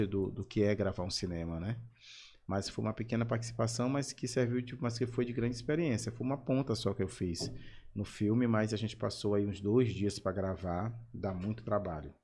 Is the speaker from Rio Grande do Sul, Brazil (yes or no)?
no; São Luís, Maranhão, Brazil; Eu sou da Madre Deus, nasci na Santa Casa, uhum. ali na Rua do Norte, mas fui criado na Madre Deus